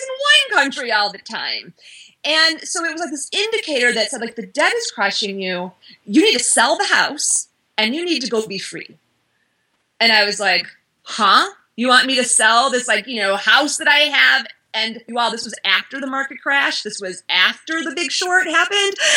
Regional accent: Midwest, United States; I'm from the Midwest

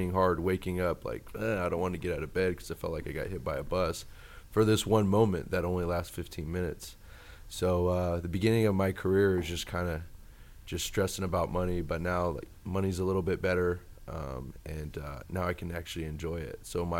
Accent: Sacramento, California, United States; I grew up in Sacramento. Sacramento's my hometown

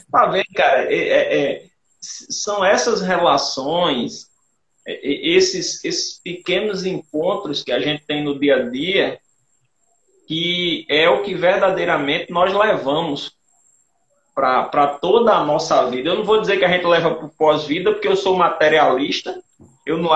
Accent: Rio Tinto, Paraíba, Brazil; Eu sou de Rio Tinto, né? em Rio mangue

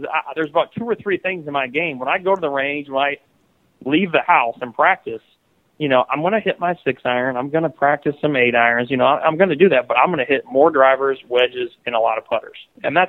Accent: Iowa, United States; growing up in Iowa

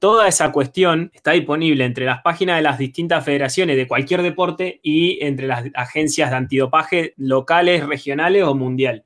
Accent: General Roca, Río Negro, Argentina; now in Neuquén, Argentina; Yo nací en General, General Roca.

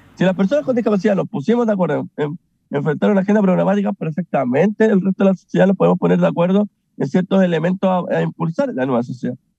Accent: Chile; nos vamos a ver como chilenos y chilenas

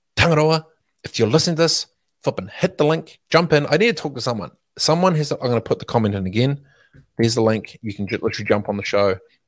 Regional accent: Dargaville, Northland, New Zealand; I was born in Dargaville? Arapahui, mate. RD4.

